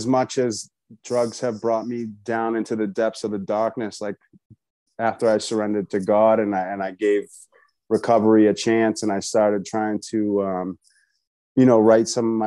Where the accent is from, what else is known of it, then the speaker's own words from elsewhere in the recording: Boston, Massachusetts, United States; So I'm from Boston, Massachusetts.